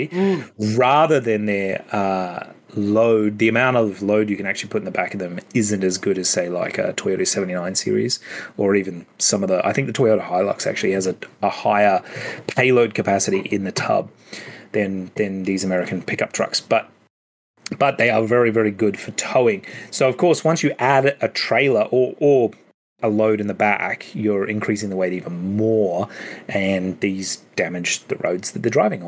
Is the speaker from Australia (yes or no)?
yes; Australia